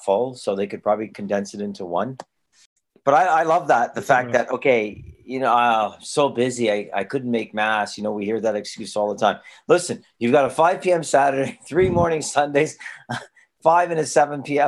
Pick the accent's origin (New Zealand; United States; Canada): Canada; Toronto, Ontario; was a kid growing up in Toronto in the 1970s.